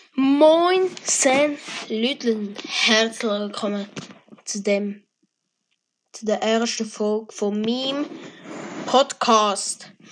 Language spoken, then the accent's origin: German; Zurich, Switzerland; Ich bin Schweizer. Ich komme aus Kanton Zürich.